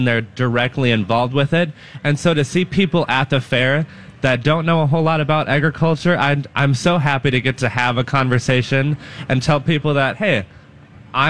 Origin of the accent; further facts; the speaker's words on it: Dunnell, Minnesota, United States; my hometown